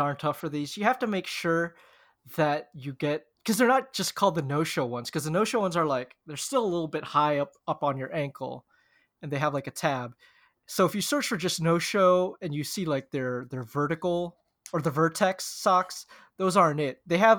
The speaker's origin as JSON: {"language": "English", "country": "Philippines", "said": "As you know, I'm the Filipino bull in merino wool."}